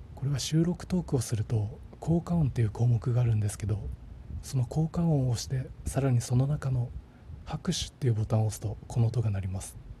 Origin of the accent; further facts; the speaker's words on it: a rural town on the Izu Peninsula, Shizuoka, Japan; also born or lived in Ikebukuro, Tokyo; 池袋生まれ伊豆半島の田舎町踏みで育った僕